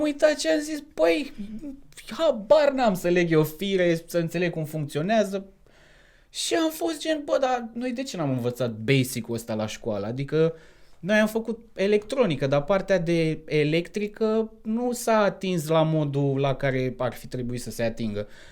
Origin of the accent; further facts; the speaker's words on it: Topoloveni, Argeș, Romania; moved away as an adult; also born or lived in Bucharest, Romania; now in United Kingdom; am 30 de ani, sunt din Topoloveni